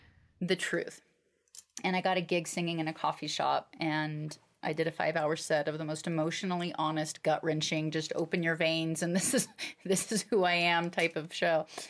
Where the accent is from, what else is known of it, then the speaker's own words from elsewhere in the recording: Alaska, United States; I grew up in Alaska